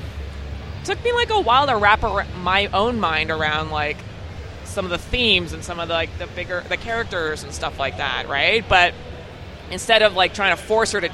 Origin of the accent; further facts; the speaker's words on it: Calgary, Alberta, Canada; moved away as an adult; also born or lived in Ontario; I grew up in Calgary